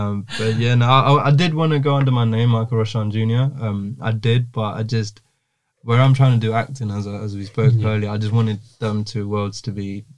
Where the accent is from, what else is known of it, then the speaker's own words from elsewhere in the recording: Jaffna, Northern Province, Sri Lanka; in Jaffna, for example, my hometown, where it's not really a thing that happens.